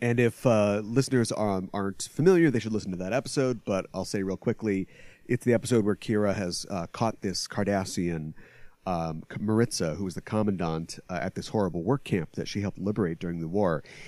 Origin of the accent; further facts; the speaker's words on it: United States; speaking as an American